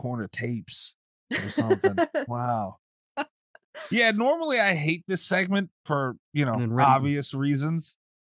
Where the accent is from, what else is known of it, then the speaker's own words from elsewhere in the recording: New York, United States; I'm from New York.